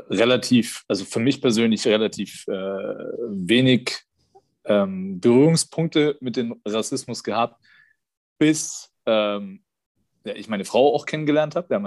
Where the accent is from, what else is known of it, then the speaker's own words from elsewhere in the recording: Germany; Davor hat man ja ähm, als ja, äh, äh, Deutscher, der vielleicht so ein bisschen auch in seiner Blase lebt